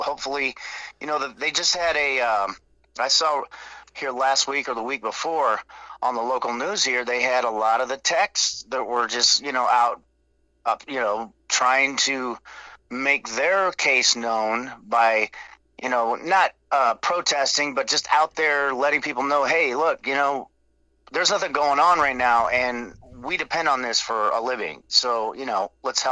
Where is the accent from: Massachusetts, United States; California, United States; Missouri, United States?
Missouri, United States; Nixa; moved away; I'm from Springfield originally, actually Nixa.